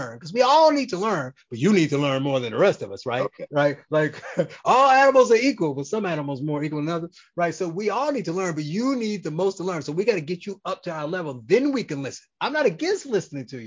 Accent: Gary, Indiana, United States; I'm from Gary, Indiana

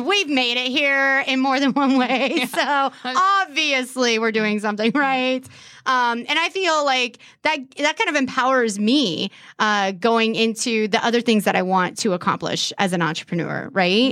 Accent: California, United States; now in Erie, United States; I'm from California

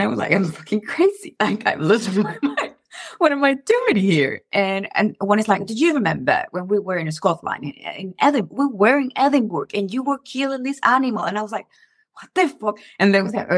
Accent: Venezuela; now in United States; I come from Venezuela

